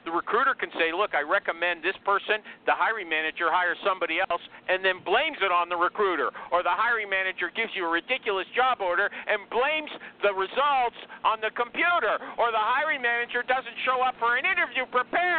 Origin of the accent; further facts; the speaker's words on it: Canada; I'm a Canadian